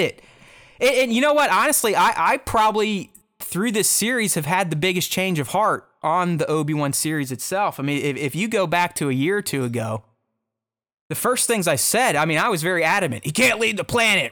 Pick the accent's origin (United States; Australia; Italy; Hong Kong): United States; being an American